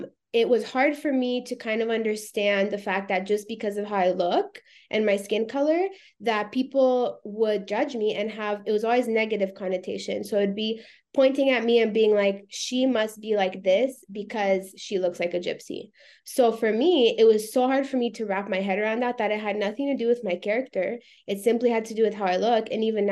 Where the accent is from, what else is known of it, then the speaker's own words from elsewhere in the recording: United States; I'm American, I'm born here first. And second, I'm Romanian. I'm in a Romanian community. I speak Romanian. We go to Romania every summer.